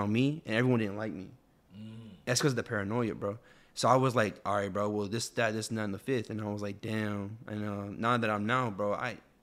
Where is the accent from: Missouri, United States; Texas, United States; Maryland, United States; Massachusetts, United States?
Texas, United States; Houston; also born or lived in Lebanon, Tennessee; I was raised here